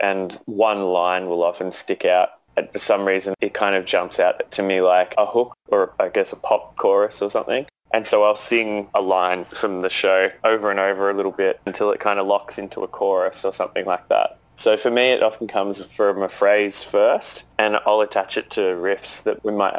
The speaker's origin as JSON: {"language": "English", "country": "Australia"}